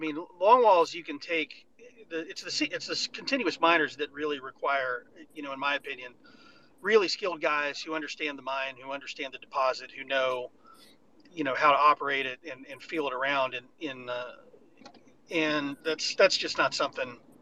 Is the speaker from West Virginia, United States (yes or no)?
yes; Fairmont, West Virginia, United States; I grew up in Fairmont, West Virginia